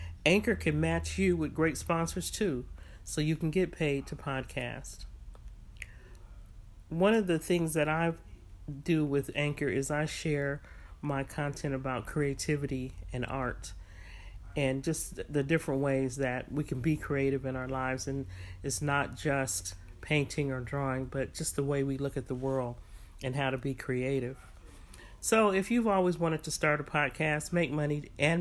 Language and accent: English; San Francisco Bay Area, California, United States; moved away; I was raised in the Bay Area